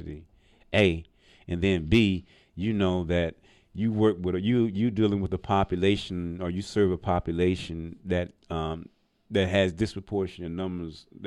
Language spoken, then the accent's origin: English; Birmingham, Alabama, United States; moved away; also born or lived in Montgomery County, Maryland; I'm originally from Birmingham, Alabama.